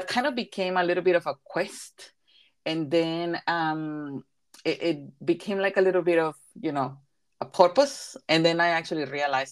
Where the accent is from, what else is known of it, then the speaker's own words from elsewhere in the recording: Coatzacoalcos, Veracruz, Mexico; first language Spanish; English is a second language; moved away as an adult; also born or lived in Toronto, Canada; now in New Zealand; Well, I am originally from Mexico. I was born in Coatzacoalcos, so that's in the south of Mexico, and I have been in New Zealand since 2007.